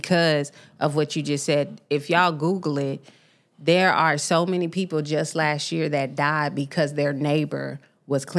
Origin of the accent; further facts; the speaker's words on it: Tacoma, Washington, United States; moved away; also born or lived in Memphis, Tennessee; Growing up on the West Coast, shout out to the East Side of Tacoma